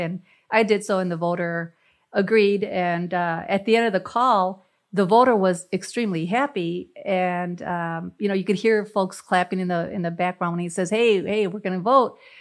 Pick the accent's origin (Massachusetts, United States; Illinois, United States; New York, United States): Illinois, United States; Chicago; moved away; growing up in Chicago and the barrio